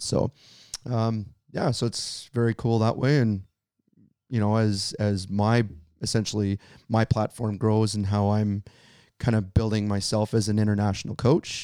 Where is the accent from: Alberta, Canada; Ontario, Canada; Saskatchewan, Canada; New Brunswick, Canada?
Alberta, Canada; Medicine Hat; I'm from Medicine Hat, Alberta, Canada